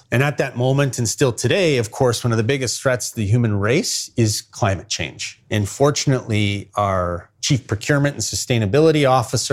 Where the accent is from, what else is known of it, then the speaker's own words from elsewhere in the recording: Winnipeg, Manitoba, Canada; I was born in Winnipeg